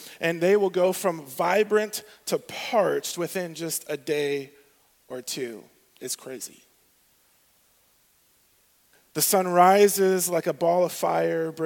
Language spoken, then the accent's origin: English; southwest Arizona, United States; the southwest part is where I grew up.